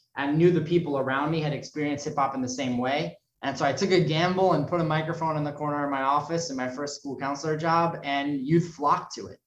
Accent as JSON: {"language": "English", "town": "New York City", "region": "New York", "country": "United States", "tie": "born or raised there", "said": "I was raised in New York City"}